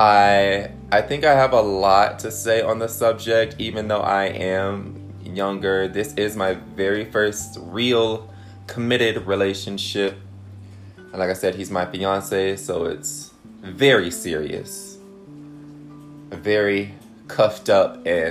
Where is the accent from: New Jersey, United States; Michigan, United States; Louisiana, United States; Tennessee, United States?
Michigan, United States; Detroit; I'm from Detroit.